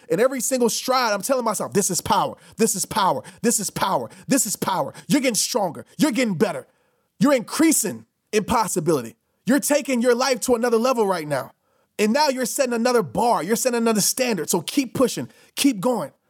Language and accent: English; New Orleans, Louisiana, United States; when I used to travel when I was a kid from New Orleans to Little Rock to go visit my grandparents